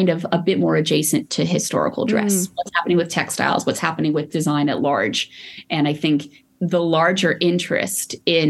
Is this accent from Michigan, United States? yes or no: no; Los Angeles, California, United States; I grew up in Los Angeles, an only child before Ubers.